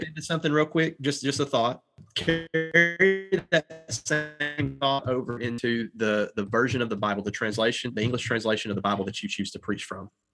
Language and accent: English; the South, United States; accent: Southern drawl; I'm from the South and I've got a little bit of a draw